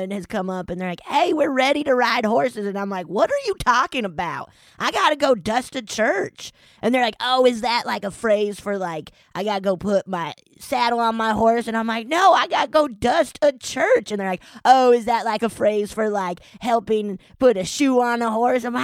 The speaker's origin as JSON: {"language": "English", "region": "Texas", "country": "United States", "said": "I am. I'm from Texas"}